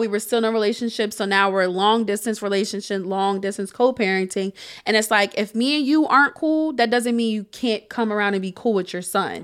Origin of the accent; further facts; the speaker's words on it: Harrisburg, Pennsylvania, United States; also born or lived in Shippensburg; moving back to Harrisburg, to my hometown